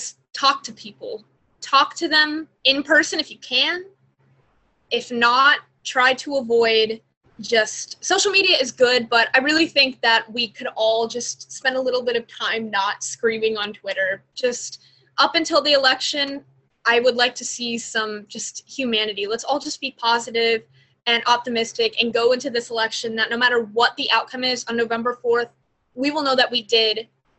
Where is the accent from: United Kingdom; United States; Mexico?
United States; Georgia; also born or lived in Pennsylvania; I have volunteered in my adopted state of Pennsylvania, but I've also been volunteering a lot in my home state of Georgia because it's a very competitive state here.